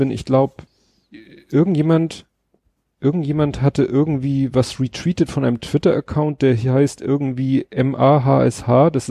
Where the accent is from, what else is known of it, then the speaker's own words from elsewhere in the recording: Hamburg, Germany; dann hatte ich so geguckt, ob ich denn als Hamburger den klassisch über UKW hören könnte.